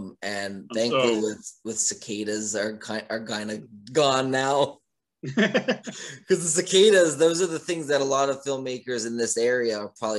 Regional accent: Pennsylvania, United States; I'm from Pennsylvania.

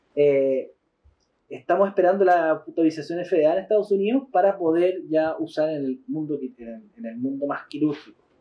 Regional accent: Concepción, Biobío, Chile; Somos de Concepción y vamos mucho a Pucón

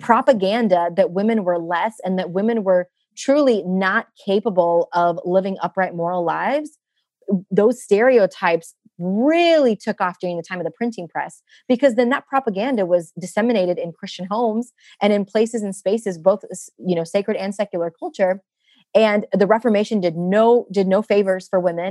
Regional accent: United States; born or raised there

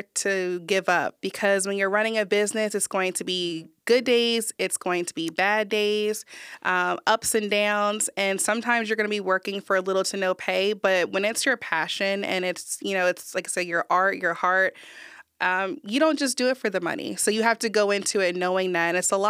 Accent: New Jersey, United States; now in Texas, United States; I grew up in Jersey, but I've been to New York, Florida, Atlanta. I lived in Maryland and now Texas.

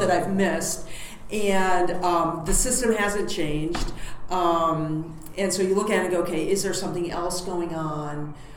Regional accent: United States; as an American

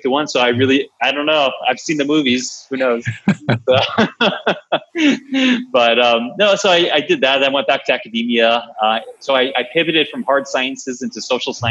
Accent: Long Island, New York, United States; I'm a New Yorker, from back in the day where I grew up on Long Island, New York

